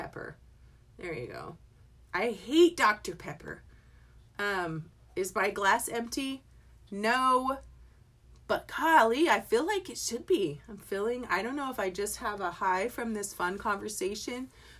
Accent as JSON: {"language": "English", "region": "England", "country": "United Kingdom", "tie": "born there", "said": "I was born in England."}